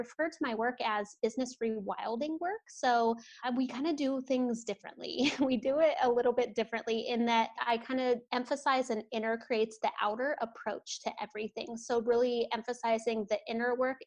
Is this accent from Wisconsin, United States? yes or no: no; Ohio, United States; now in Portland, United States; I'm out of Portland, Oregon. I did not grow up here. I'm from the Midwest. So I grew up in Ohio